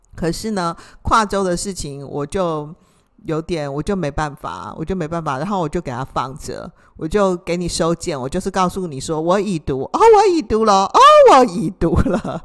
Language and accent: Chinese; Taiwan; 像我们台湾人，我们也就是有色人种嘛